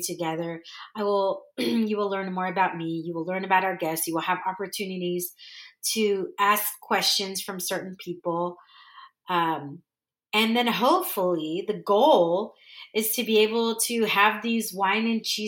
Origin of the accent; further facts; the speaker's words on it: California, United States; first language English; moved away as an adult; also born or lived in Dallas, Texas / Orange County, California; now in San Diego, United States; I grew up in California, but I literally and figuratively found myself in Dallas for 15 years.